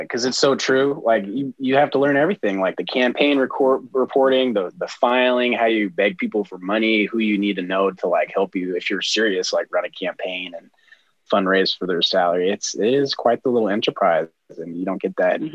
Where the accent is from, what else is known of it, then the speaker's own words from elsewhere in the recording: Heber, Utah, United States; I uh, originally hail from the great state of Utah, where I was born in a small town called Heber, and it's um, at the base of a mountain where Park City, Utah, is. And uh, that's where I spent a lot of my childhood